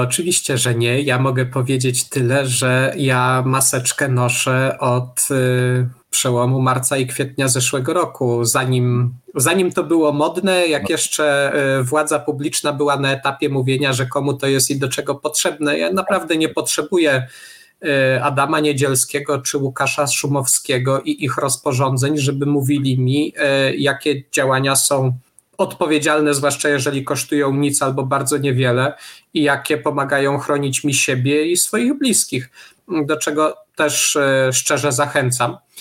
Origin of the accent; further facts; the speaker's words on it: Tarnów, Lesser Poland, Poland; ja jestem z Tarnowa